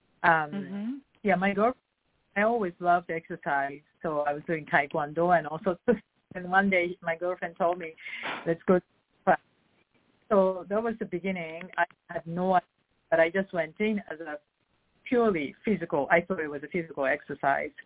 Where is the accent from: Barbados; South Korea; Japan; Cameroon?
Japan; Tokyo; moved away as an adult; also born or lived in Australia; now in Los Angeles, United States; I was born in Japan, Tokyo. I'm from Tokyo, Japan, and I was raised there